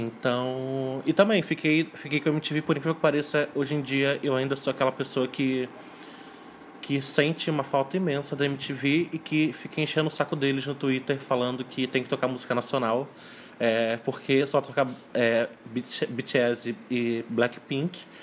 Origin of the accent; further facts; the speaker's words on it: São Gonçalo, Rio de Janeiro, Brazil; sou de São Gonçalo, é, no Rio